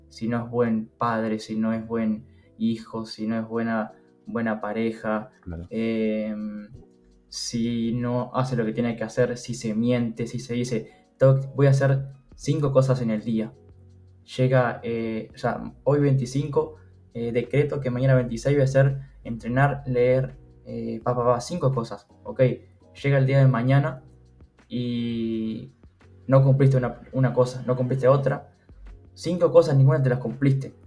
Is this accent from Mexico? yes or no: no; Uruguay; tengo 22 años, soy de Uruguay